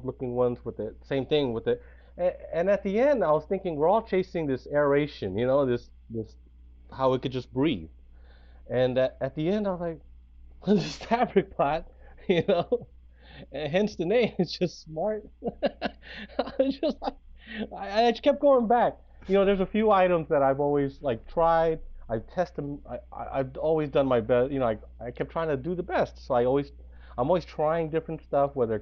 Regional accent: San Francisco, California, United States; also born or lived in Bay Area; SFC Grown, it comes from being born and raised in San Francisco.

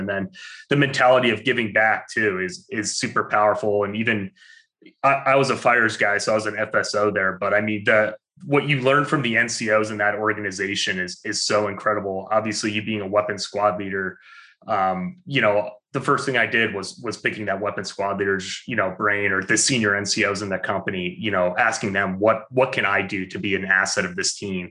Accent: Albany, New York, United States; I'm from Albany.

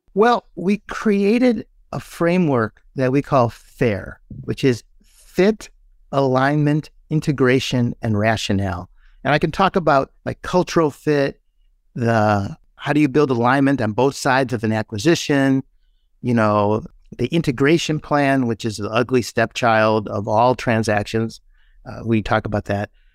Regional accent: Midwest, United States; we're from the Midwest

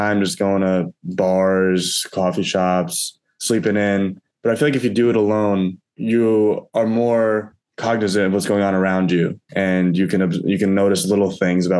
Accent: Albania; I'm from Albania

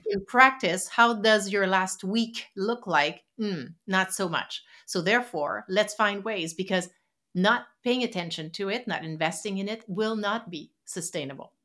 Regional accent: Quebec City, Quebec, Canada; first language French; English is a second language; moved away as an adult; also born or lived in West Coast of Canada; originally, I'm, uh, from Quebec City on the East Coast in Canada

